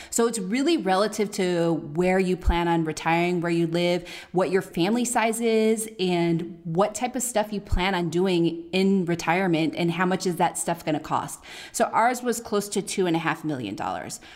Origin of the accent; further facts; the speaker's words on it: Oakland, California, United States; moved away; We're from the, we're from Oakland